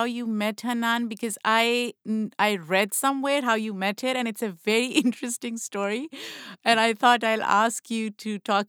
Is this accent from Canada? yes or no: no; Pakistan; I'm from Pakistan, so I can relate to South Asian culture being a little more traditional